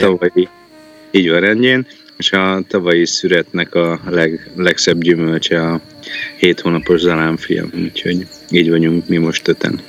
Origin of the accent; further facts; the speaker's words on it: Győr, Győr-Moson-Sopron, Hungary; also born or lived in Balatoncsicsó / Nivegy Valley; Győrbe születtünk